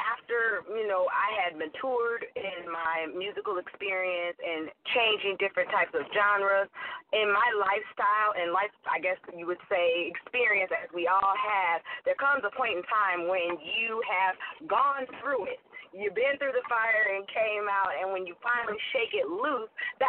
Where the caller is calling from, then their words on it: Hollywood, California, United States; I am calling you from sunny Hollywood, California.